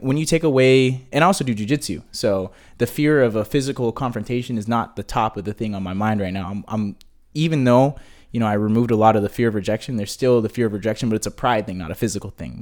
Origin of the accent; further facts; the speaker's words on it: Hemet, California, United States; when I was growing up in Hemet, my mom was the only black face in the entire town.